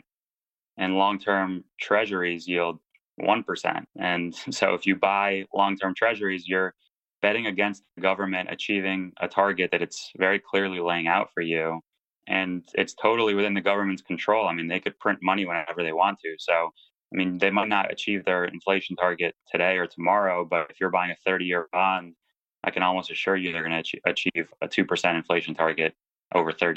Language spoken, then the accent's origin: English; United States; I grew up in the States to immigrant parents